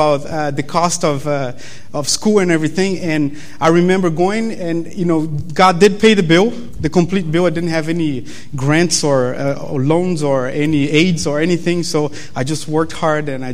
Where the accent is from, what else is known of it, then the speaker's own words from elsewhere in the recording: Brazil; English is a second language; moved away as an adult; now in Berrien Springs, United States; you guys probably noticed my accent, you know, the fact that I'm from Brazil